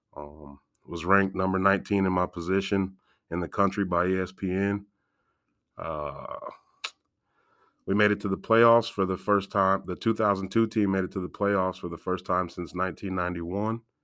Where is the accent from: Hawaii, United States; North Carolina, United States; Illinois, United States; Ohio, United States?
Illinois, United States; Galesburg; I was born and raised in Galesburg